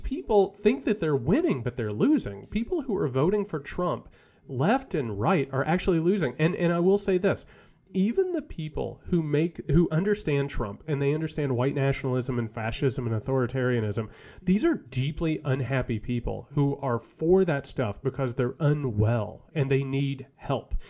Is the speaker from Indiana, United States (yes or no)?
yes; rural Indiana, United States; I grew up in a dirt poor family in rural Indiana